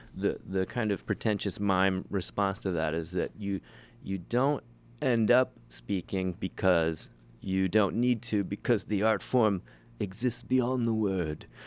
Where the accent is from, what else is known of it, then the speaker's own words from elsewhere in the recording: Ohio, United States; moved away; I, I'm from Ohio originally